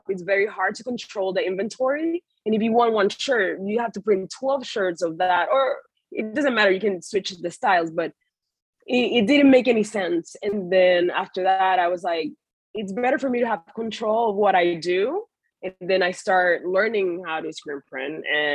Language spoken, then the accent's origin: English; Puerto Rico; moved away as an adult; also born or lived in West Palm Beach; now in United States; I was born and raised in Puerto Rico